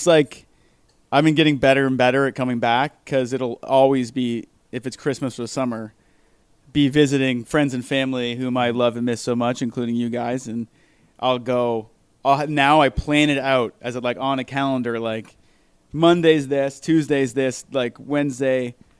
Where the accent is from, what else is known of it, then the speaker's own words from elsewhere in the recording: United States; born there; So I was born in the States, so I could do it.